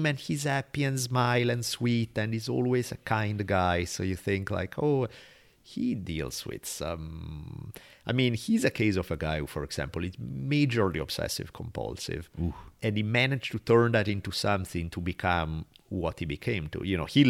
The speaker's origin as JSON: {"language": "English", "country": "Italy", "accent": "Italian", "said": "I have an Italian accent."}